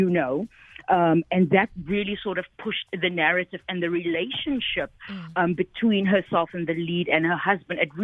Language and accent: English; Cape Town, Western Cape, South Africa; also born or lived in New York, United States; I am a South African.